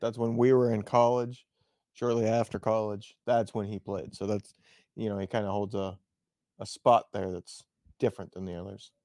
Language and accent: English; West Lafayette, Indiana, United States; moved away; I was from West Lafayette